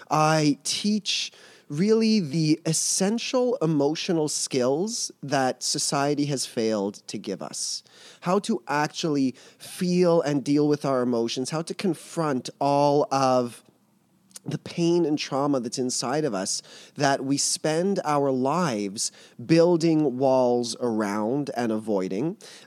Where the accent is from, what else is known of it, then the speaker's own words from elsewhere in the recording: Montreal, Quebec, Canada; I'm from Montreal, as you said.